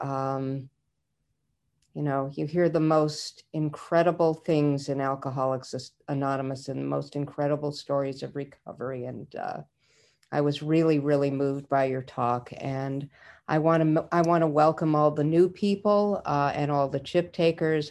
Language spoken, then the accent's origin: English; Idaho, United States; I'm a Jew from Idaho